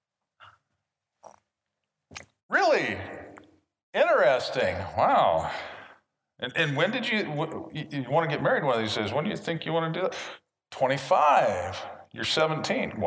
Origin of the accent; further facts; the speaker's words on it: Washington, United States; I said, Washington State